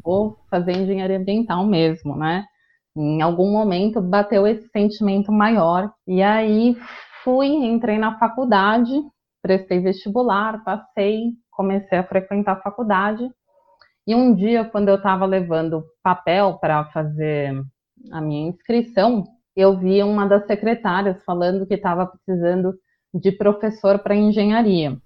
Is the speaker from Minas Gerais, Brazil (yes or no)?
no; São Paulo, Brazil; accent: paulistana; also born or lived in Guarujá; Sou nascida em São Paulo